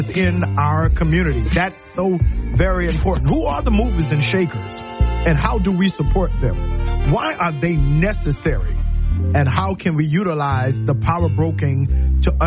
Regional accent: Moncks Corner, South Carolina, United States; also born or lived in Cross, South Carolina; now in Tuscaloosa, United States; When I grew up in Monk's Corner

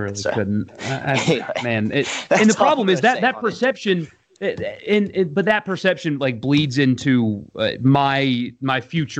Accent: South Carolina, United States; moved away; I grew up in South Carolina.

